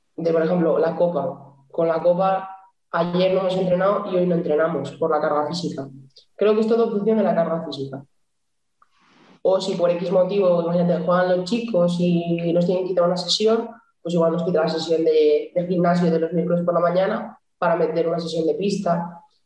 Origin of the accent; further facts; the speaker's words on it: Santander, Cantabria, Spain; moved away as an adult; now in Burela, Spain; soy de Santander. Desde Navidades, que no piso mi casa